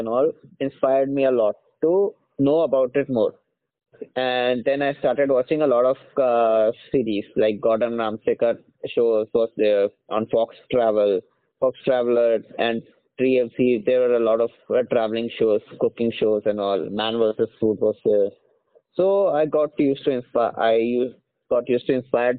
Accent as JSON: {"language": "English", "town": "Bareilly", "region": "Uttar Pradesh", "country": "India", "moved": "as an adult", "lives_now": "Hyderabad, India", "said": "I belong to Uttar Pradesh. I belong to the city Bareilly"}